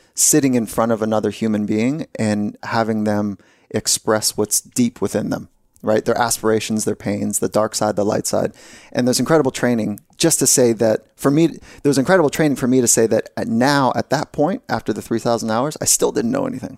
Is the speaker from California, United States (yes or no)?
yes; California, United States; I grew up here in California